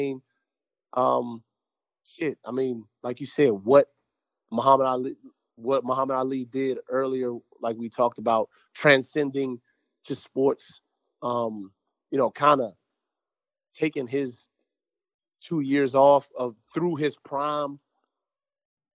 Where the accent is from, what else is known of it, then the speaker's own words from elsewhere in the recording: Jamaica; I'm Jamaican, too